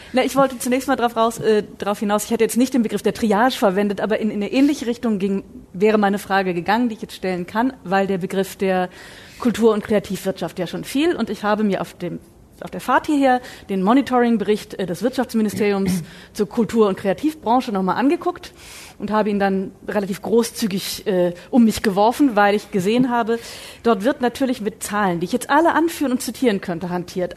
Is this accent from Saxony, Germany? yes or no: yes; Saxony, Germany; Ich komme ja nun aus Sachsen